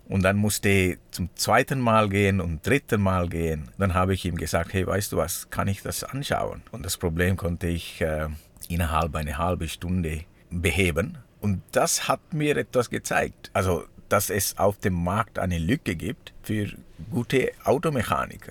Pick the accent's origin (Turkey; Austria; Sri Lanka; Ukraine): Sri Lanka; German is a second language; now in Switzerland; ich komme aus Sri Lanka